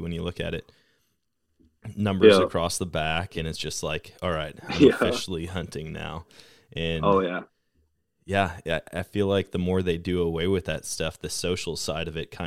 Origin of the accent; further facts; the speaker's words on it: Wisconsin, United States; moved away; growing up in Wisconsin